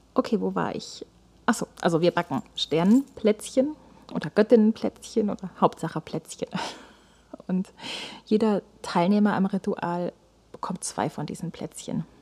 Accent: Germany; bei uns in Deutschland

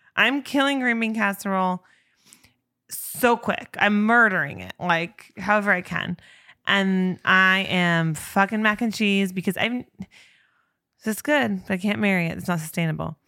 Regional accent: Spokane, Washington, United States; a person born and bred in Spokane, Washington

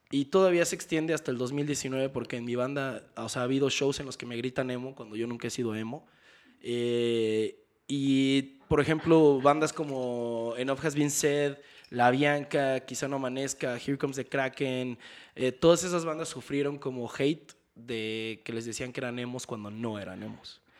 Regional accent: Mexico; El problema es de dónde venimos todos los metaleros de México. En México solo hay, hay como un solo hay como cuatro vertientes.

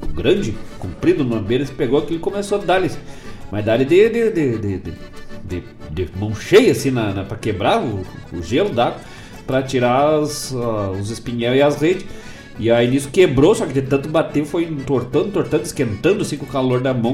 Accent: Bom Jesus, Rio Grande do Sul, Brazil; moved away; minha terra, lá da minha querida Bom Jesus e São José dos Ausentes

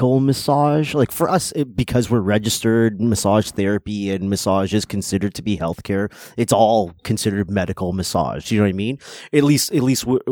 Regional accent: Toronto, Ontario, Canada; I'm fucking from Toronto

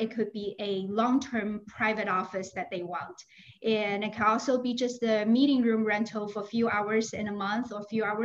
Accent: Shanghai, China; moved away as an adult; now in Naperville, United States; I came from China, Shanghai

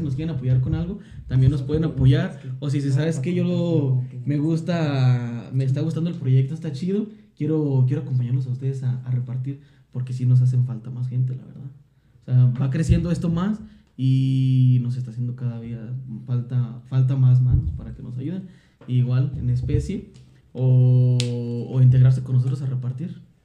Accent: Villa Hidalgo, Mexico; nosotros que somos de Villa Hidalgo

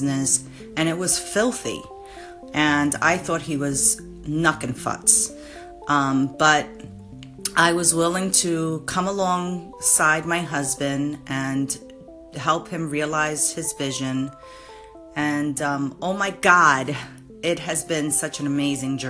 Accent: New York City, New York, United States; We're both from the Bronx. We love our community.

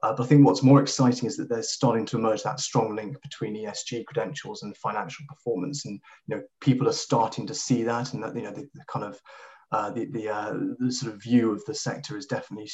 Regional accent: Kenya; I grew up in Kenya, in East Africa

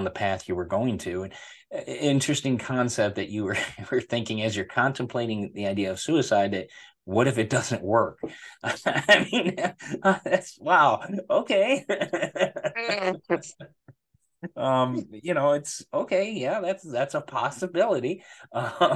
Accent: United States; being American citizen and born here

